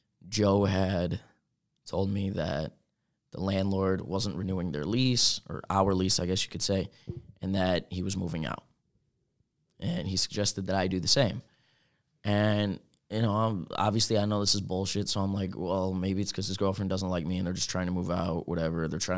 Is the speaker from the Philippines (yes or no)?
yes; Philippines; I'm Filipino, and I didn't even know that.